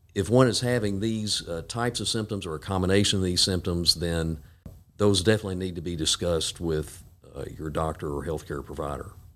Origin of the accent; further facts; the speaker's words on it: Jackson, Tennessee, United States; also born or lived in Knoxville, Tennessee / Memphis, Tennessee; I grew up here in Jackson and came back in two thousand two.